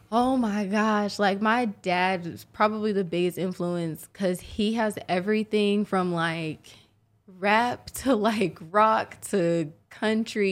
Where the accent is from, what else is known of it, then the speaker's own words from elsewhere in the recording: Oklahoma City, Oklahoma, United States; Born and raised, sooner born, sooner bred